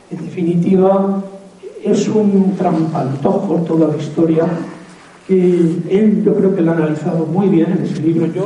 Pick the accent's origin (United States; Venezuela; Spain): Spain; Pero es que todos los españoles somos mestizos.